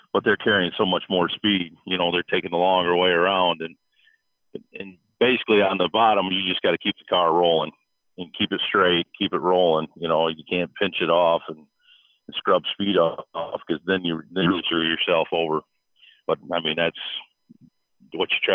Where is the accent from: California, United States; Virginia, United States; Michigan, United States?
Michigan, United States; I grew up here in Michigan.